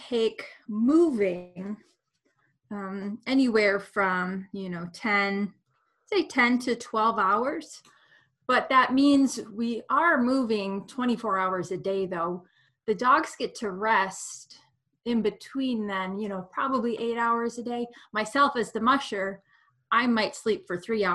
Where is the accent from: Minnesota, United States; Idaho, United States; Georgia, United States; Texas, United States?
Minnesota, United States; moved away as an adult; now in Alaska, United States; Growing up in Minnesota, I had two amazing explorers come to my school